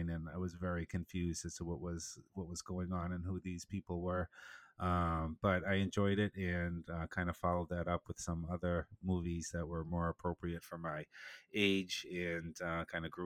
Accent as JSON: {"language": "English", "town": "Boston", "region": "Massachusetts", "country": "United States", "tie": "born or raised there", "said": "I was born in Boston. East Coast guy"}